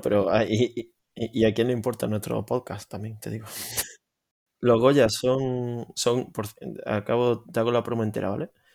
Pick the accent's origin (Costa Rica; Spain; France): Spain; como español